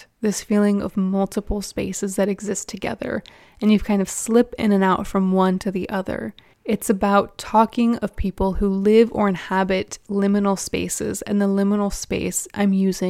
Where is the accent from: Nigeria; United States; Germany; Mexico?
Nigeria; I'm from Nigeria, which is a hybrid country. We used to be a British colony, and even though we are no longer a British colony, there is still evidence of the British presence in our culture.